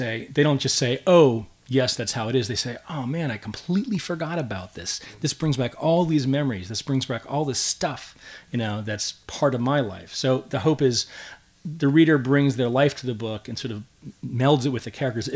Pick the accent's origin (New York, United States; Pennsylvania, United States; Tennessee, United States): Pennsylvania, United States; Pittsburgh; I grew up in Pittsburgh, Pennsylvania